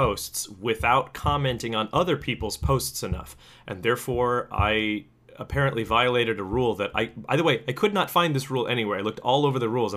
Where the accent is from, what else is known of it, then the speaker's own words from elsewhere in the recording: United States; I'm an American